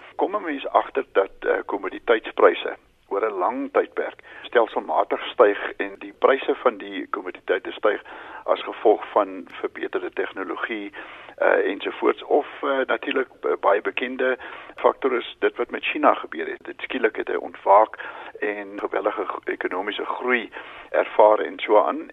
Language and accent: Afrikaans; South Africa; as Suid-Afrikaners